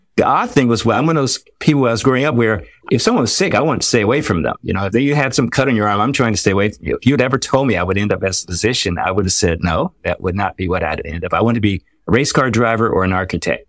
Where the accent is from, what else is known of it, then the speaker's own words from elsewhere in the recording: Washington, District of Columbia, United States; now in North Carolina, United States; I was born in North Carolina, but I was raised in the Washington, D C area